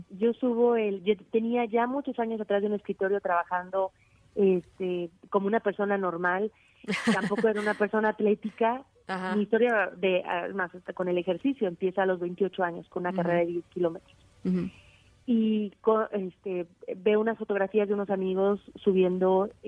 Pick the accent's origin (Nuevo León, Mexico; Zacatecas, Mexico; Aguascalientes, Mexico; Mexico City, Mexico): Aguascalientes, Mexico; yo soy de Aguascalientes donde no hay montañas